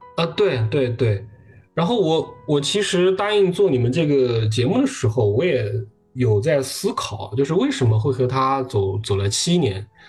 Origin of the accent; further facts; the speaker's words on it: Hunan, China; 我是湖南人，我大学是在湖南上的